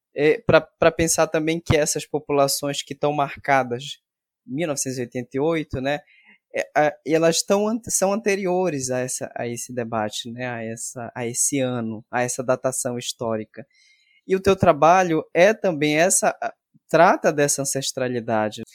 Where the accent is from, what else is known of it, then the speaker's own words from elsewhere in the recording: Salinópolis, Pará, Brazil; now in Belém, Brazil; eu vim da região do Salgado, lá de Salinas